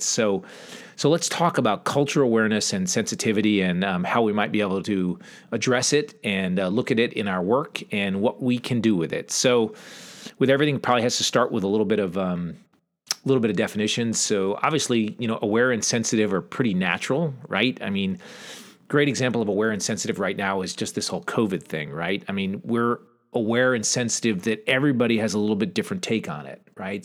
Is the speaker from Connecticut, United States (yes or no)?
yes; southeastern Connecticut, United States; I grew up in Connecticut, southeastern Connecticut to be exact, kind of on the border of Rhode Island, close to the coast, a small farm town